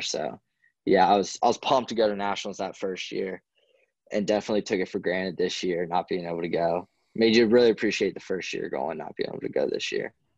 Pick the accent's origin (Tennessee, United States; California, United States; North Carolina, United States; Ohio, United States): North Carolina, United States; growing up in North Carolina